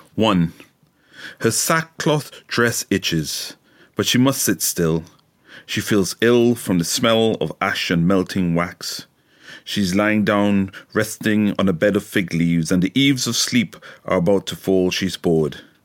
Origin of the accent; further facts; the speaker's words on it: Trinidad & Tobago; now in United Kingdom; I've grown up in Trinidad, so I was raised in Trinidad.